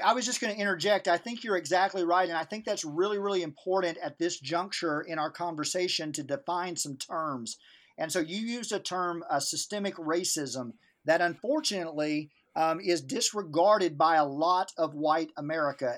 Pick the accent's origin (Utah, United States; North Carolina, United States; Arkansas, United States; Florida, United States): Arkansas, United States; Northeast; I grew up in the Mississippi River Delta, Northeast Arkansas